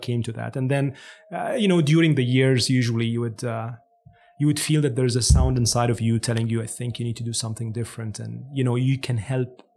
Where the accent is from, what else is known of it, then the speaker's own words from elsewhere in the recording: Cairo, Cairo Governorate, Egypt; English is a second language; moved away as an adult; now in Canada; I'm actually born and raised in Cairo, Egypt.